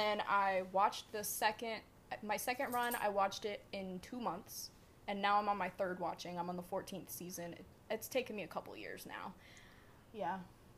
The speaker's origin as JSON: {"language": "English", "region": "the South", "country": "United States", "said": "I am from the South, so."}